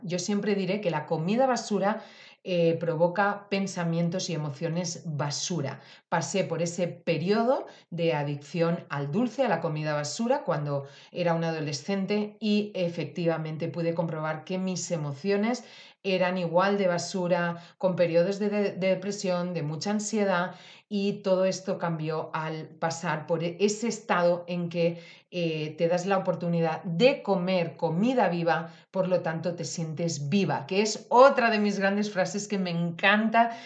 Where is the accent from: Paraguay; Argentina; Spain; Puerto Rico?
Spain; Valencian Community; yo que soy valenciana y tengo naranjas, mandarinas estupendas